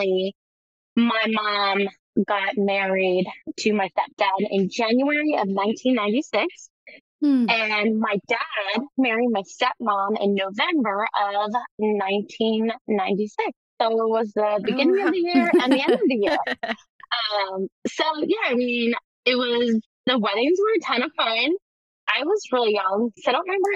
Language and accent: English; Baltimore, Maryland, United States; I was actually born and raised in Baltimore, Maryland